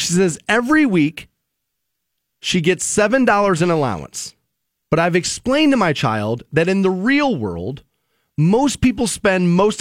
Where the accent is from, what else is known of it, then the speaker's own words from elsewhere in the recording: Aurora, Ohio, United States; Like my dad, my mom, and I grew up in Aurora Shores.